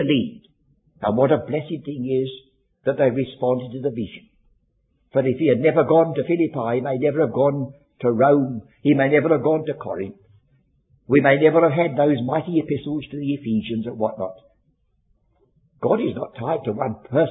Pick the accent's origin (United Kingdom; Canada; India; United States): United Kingdom; London; I was born and brought up in Bermondsey.